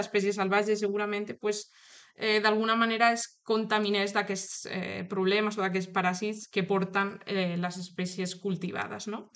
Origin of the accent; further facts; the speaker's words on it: Toledo, Castilla-La Mancha, Spain; Catalan is a second language; moved away as an adult; also born or lived in Madrid; now in Girona, Spain; Jo sóc de, de Toledo, se me, se me nota, jo crec que en l'accent